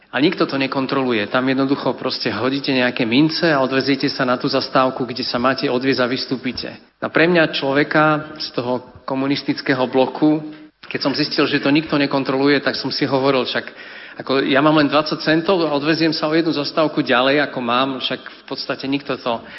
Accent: Podolínec, Prešov Region, Slovakia; som z Podolinca

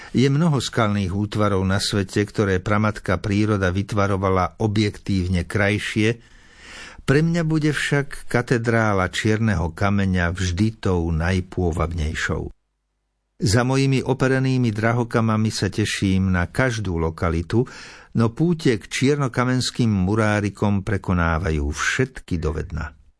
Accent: Slovakia; niekoľko kilometrov štvorcových okolo mojej rodnej dediny

